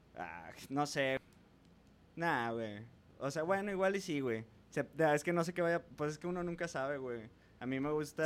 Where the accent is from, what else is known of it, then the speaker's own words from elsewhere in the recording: San Nicolás de los Garza, Nuevo León, Mexico; yo soy un morro de San Nicolás, panista conservador católico